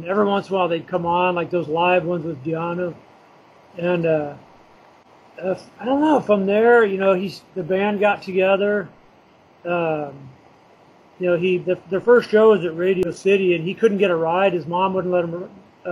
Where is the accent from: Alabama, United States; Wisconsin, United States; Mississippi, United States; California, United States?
California, United States; Huntington Beach; I grew up in Huntington Beach